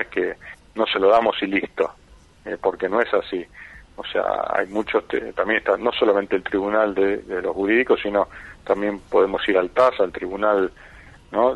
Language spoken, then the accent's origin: Spanish; Buenos Aires, Argentina; yo fui concebido en Mar del Plata ah, como él y nací en Buenos Aires